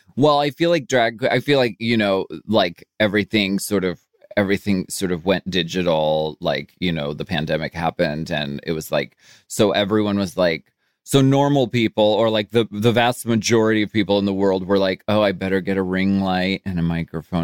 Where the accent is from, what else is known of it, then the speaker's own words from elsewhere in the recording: Erie, Pennsylvania, United States; moved away; I grew up in Erie, Pennsylvania